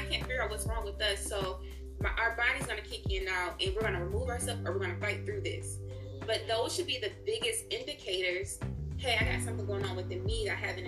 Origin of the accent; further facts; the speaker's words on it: Detroit, Michigan, United States; Detroit, because that's where I'm from.